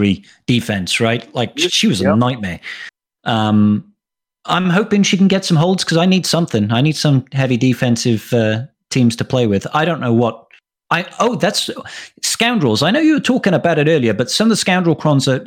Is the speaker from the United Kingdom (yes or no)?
yes; Wales, United Kingdom; I'm Welsh